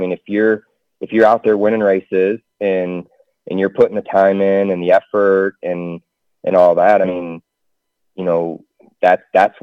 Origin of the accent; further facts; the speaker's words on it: the North, United States; moved away as an adult; We're from the North.